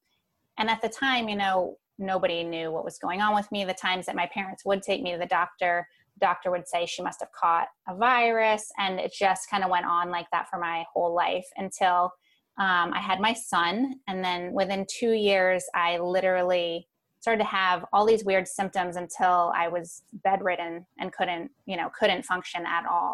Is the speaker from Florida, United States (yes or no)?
no; Long Island, New York, United States; I was born on Long Island in New York